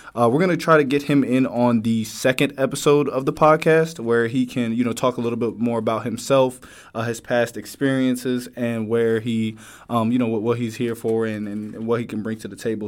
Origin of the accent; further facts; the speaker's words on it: New Jersey, United States; now in Virginia, United States; I'm originally from New Jersey. Um, I went to high school in and college in uh, Virginia